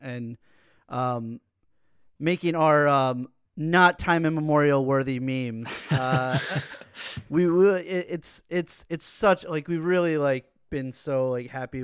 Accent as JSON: {"language": "English", "region": "tri-state area", "country": "United States", "moved": "yes", "lives_now": "Los Angeles, United States", "said": "we're from Tri-State area"}